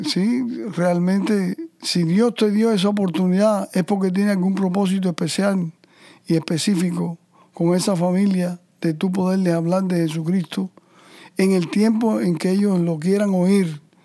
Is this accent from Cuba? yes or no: yes; Cuba; moved away; inmigrante como el mío, como todos los que venimos de Cuba